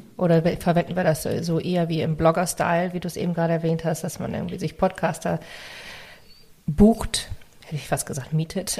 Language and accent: German; Northern Germany, Germany; accent: northern German; also born or lived in Hamburg; ich habe wirklich so diesen norddeutschen Akzent da drin